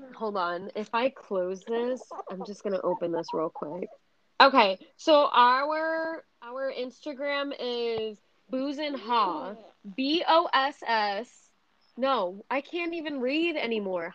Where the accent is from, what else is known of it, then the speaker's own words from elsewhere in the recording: Massachusetts, United States; now in Tampa, United States; I was born and raised in Massachusetts